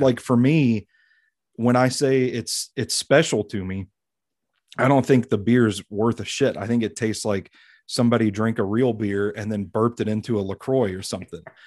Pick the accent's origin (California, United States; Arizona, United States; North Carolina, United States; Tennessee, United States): Tennessee, United States; born or raised there